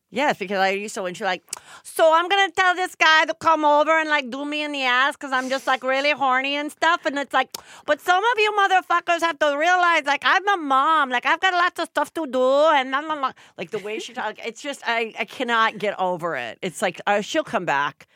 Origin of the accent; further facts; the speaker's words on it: Los Angeles, California, United States; I grew up south the boulevard in Woodland Hills